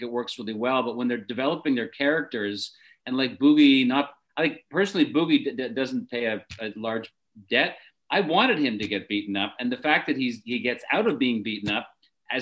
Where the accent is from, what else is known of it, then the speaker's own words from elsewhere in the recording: Canada; I am Canadian